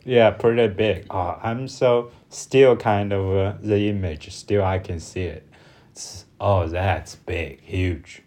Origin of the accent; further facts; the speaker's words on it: China; from China